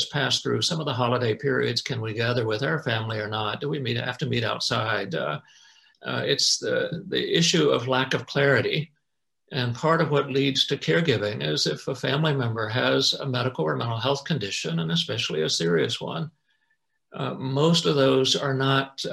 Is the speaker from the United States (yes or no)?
yes; North Carolina, United States; moved away; I grew up in North Carolina, and my two brothers and mom and dad live there and still live there